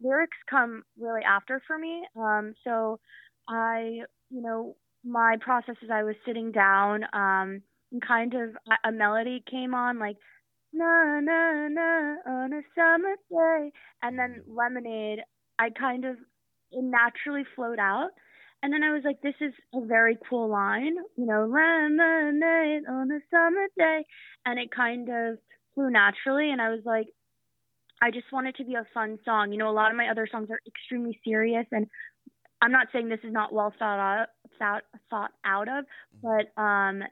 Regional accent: New York, United States; also born or lived in Paris, France; I was born in Paris. I moved to New York when I was 4 years old.

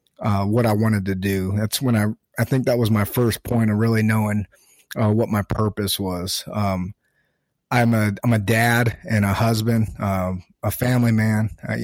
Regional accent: Arizona, United States; I grew up in Arizona, small town kid, small population.

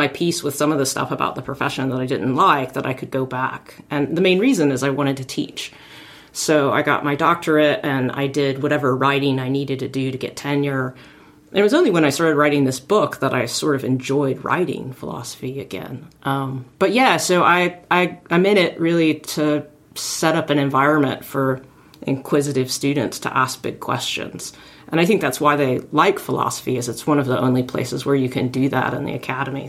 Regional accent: Arkansas, United States; I grew up in Arkansas

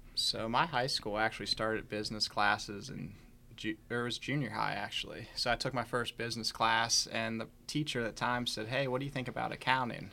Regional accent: Chambersburg, Pennsylvania, United States; moved away as an adult; now in Winchester, United States; I grew up in Chambersburg, Pennsylvania

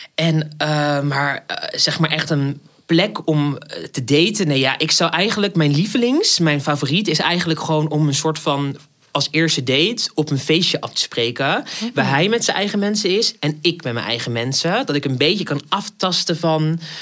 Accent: Rotterdam, South Holland, Netherlands; accent: Rotterdam; now in Amsterdam, Netherlands; Ik woon in Amsterdam, maar ik ben geboren in Rotterdam. Dus vandaar dat ordinaire accentje af en toe

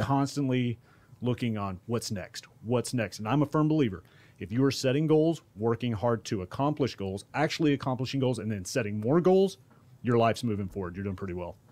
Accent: Duncanville, Texas, United States; I grew up in South Dallas in Duncanville, to be exact

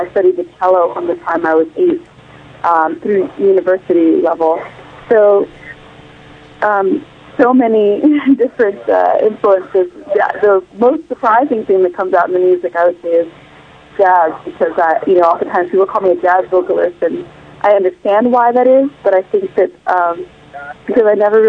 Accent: Champaign, Illinois, United States; moved away as an adult; also born or lived in Rwanda / Uganda / Zambia; now in New York City, United States; I'm originally from East Africa, Rwanda, Uganda specifically. But I grew up mostly in Illinois and a few years in Zambia as well. And I live in New York City.

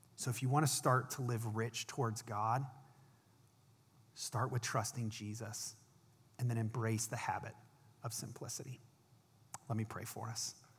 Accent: Akron, Ohio, United States; I was an intern at a church in my hometown of Akron, Ohio

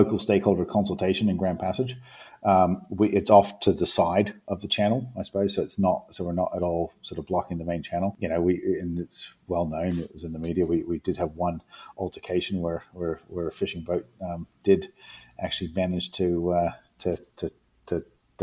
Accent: New Zealand; moved away; I come from New Zealand originally. I come from an island community

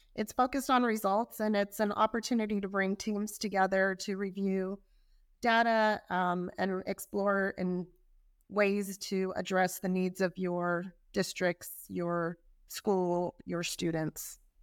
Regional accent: California, United States; I'm from California

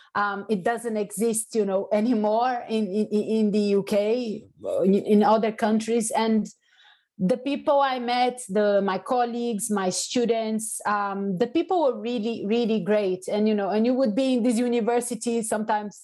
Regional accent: Salvador, Bahia, Brazil; now in United Kingdom; i am from salvador bahia which is the african capital of brazil

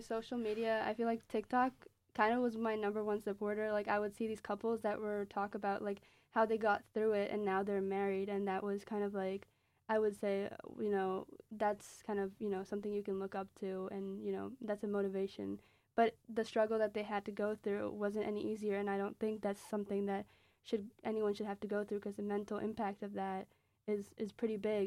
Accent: Pakistan; now in United States; my own experiences as a Pakistani immigrant

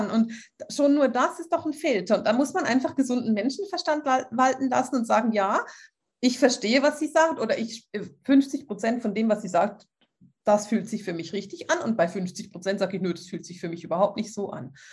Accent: Switzerland; Ich muss, ich bin Schweizerin, ich muss Französisch sprechen.

